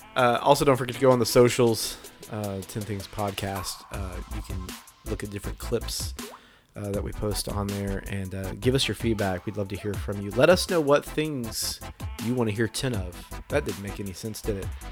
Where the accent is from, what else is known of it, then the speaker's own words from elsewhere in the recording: Arkansas, United States; we are from Arkansas